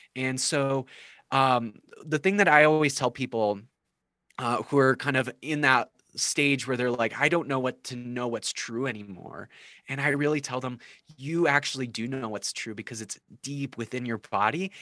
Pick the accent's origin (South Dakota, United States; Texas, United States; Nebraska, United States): South Dakota, United States; I grew up uh, in like what I felt like was the heart of evangelicalism, uh, not in Nashville, but uh, in in South Dakota